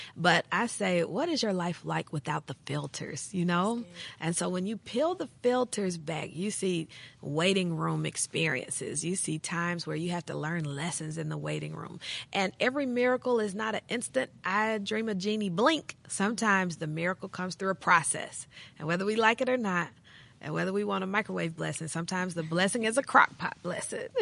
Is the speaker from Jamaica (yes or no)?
no; Jackson, Tennessee, United States; I grew up in Jackson, Tennessee